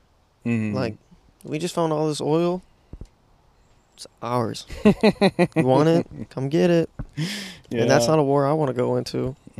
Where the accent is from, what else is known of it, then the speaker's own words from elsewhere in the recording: United States; I like being American.